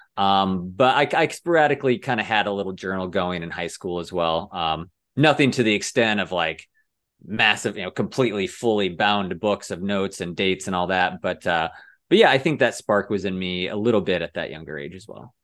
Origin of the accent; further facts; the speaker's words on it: Cedar Rapids, Iowa, United States; moved away as an adult; also born or lived in Denver; born in Cedar Rapids, Iowa